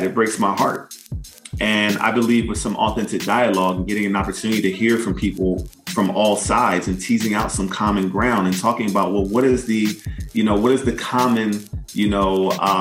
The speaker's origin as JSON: {"language": "English", "country": "United States", "said": "the complexity of being an American in the United States of America, where as a person of African descent, who's a descendant of enslaved Africans, I grew up celebrating Independence Day as July 4th"}